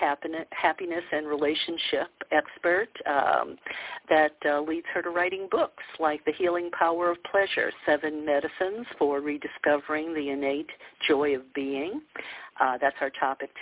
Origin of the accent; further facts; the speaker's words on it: the South, United States; growing up in the South